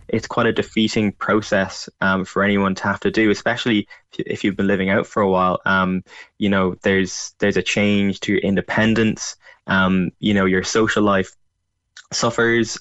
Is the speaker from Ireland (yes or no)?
yes; County Louth, Ireland; moved away as an adult; now in Dublin, Ireland; I'm from Louth